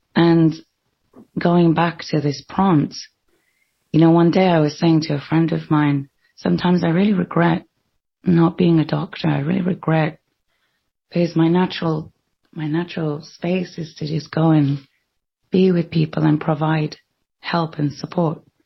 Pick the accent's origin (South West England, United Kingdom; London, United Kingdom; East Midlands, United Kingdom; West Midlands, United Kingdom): London, United Kingdom; I was born in London